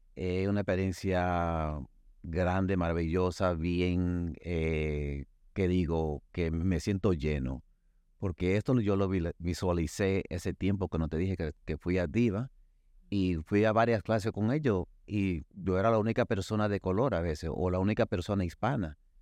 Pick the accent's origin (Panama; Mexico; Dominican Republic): Dominican Republic; soy dominicano